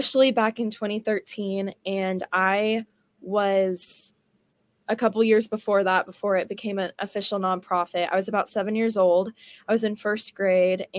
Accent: Houston, Texas, United States; also born or lived in Cypress, Texas; now in Dallas, United States; I'm from Houston, so I kind of came from a big city and another big city, and I went to the same private Christian school my whole life in Cyprus called Cyprus Christian

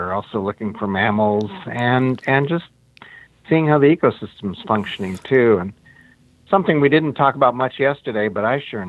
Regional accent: Chicago, Illinois, United States; growing up in Chicago

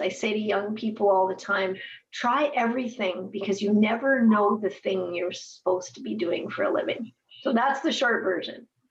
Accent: Edmonton, Alberta, Canada; moved away as an adult; also born or lived in Biggar, Saskatchewan / Winnipeg, Manitoba; now in Regina, Canada; I was raised in Edmonton, my dad moved me from Bigger to Edmonton.

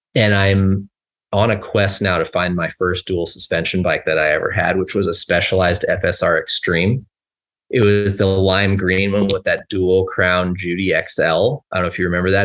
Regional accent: Los Angeles, California, United States; moved away as an adult; now in Bend, United States; I grew up in Southern California, Lo, the Los Angeles area

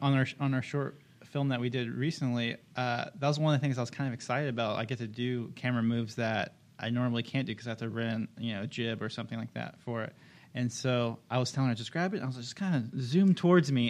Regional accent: Kansas, United States; moved away; I'm originally from Kansas, so I'm still getting used to the beach

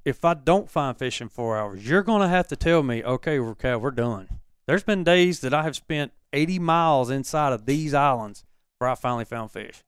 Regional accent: Hattiesburg, Mississippi, United States; moved away as an adult; I grew up in Dixie

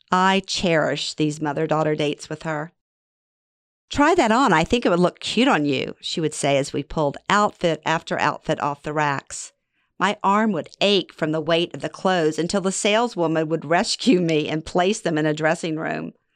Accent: Louisiana, United States; born or raised there; moved away as an adult

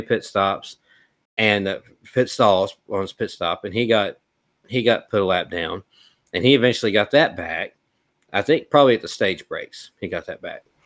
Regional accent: Mobile, Alabama area, United States; born or raised there

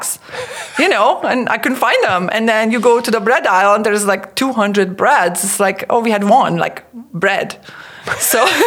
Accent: Sopron, Győr-Moson-Sopron, Hungary; English is a second language; moved away as an adult; I was born and raised in Hungary. It's in the middle of Europe, a little country. And that's where I lived until I was 26 years old.

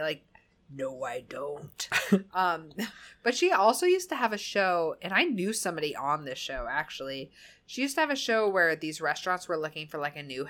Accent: New England, United States; accent: New England; That's my New England accent.

